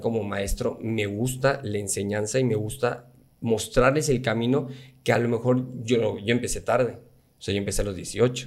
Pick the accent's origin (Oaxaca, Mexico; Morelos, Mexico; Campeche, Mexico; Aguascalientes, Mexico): Campeche, Mexico; soy el único de Campeche